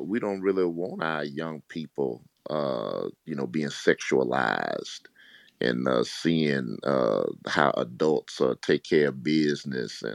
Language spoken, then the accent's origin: English; Mississippi, United States; As a country boy growing up in Mississippi, you know, we used to hunt